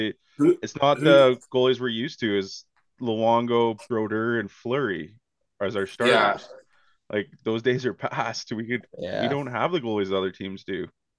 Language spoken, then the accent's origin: English; Canada; as a Canadian